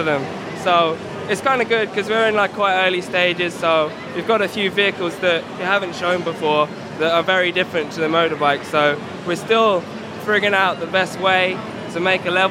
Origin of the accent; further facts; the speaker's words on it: Guildford, South East England, United Kingdom; I am from Guildford, UK